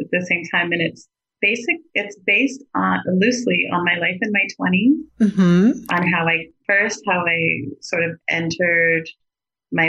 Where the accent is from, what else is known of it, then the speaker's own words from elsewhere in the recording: Atlanta, Georgia, United States; I grew up in Atlanta.